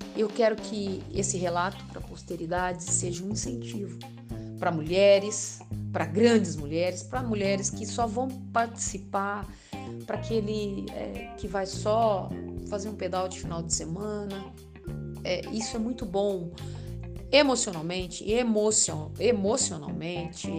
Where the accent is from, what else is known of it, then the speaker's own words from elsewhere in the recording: Araraquara, São Paulo, Brazil; moved away; also born or lived in São Bernardo do Campo / Piracicaba; saí de Araraquara, que é minha cidade, fiquei 14 anos fora competindo